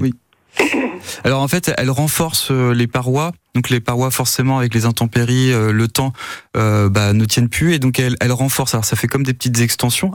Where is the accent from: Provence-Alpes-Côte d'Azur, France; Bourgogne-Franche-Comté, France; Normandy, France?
Normandy, France; chez nous en Normandie